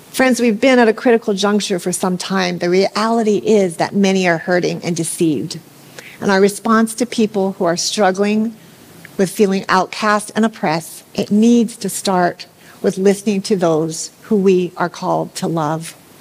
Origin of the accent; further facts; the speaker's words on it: Hawaii, United States; I grew up here in Hawaii somewhat sheltered